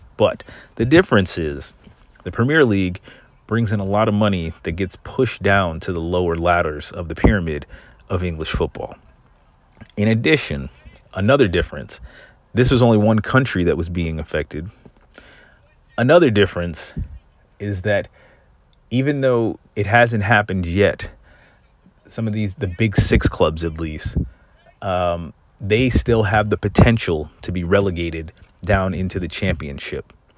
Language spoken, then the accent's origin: English; United States; I'm an American